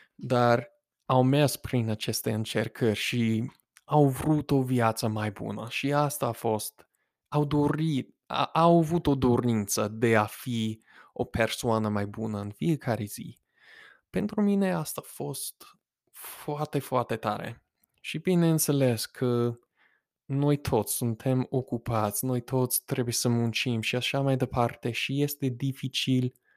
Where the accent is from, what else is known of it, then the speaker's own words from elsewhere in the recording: United States; accent: American; first language English; Romanian is a second language; also born or lived in Romania / Moldova; eu sunt din Statele Unite